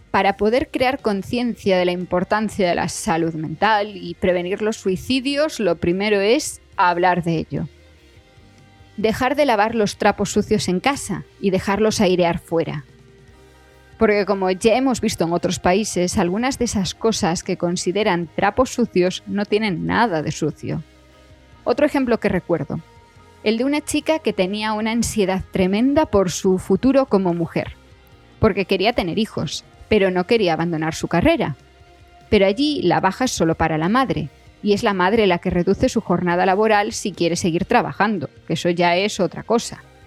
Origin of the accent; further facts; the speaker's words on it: Galicia, Spain; moved away as an adult; also born or lived in Madrid / Switzerland; yo soy gallega